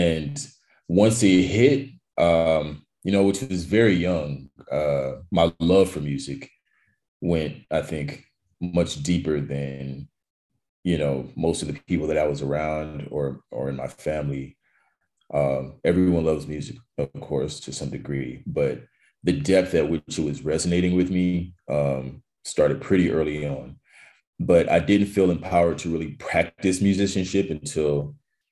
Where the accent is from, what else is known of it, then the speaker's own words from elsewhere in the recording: North Carolina, United States; moved away as an adult; also born or lived in New York; now in Los Angeles, United States; I grew up in North Carolina, and I guess that's what I consider home